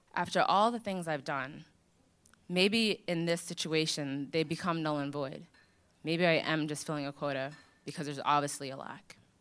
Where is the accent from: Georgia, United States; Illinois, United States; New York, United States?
New York, United States; Long Island; I grew up in Long Island.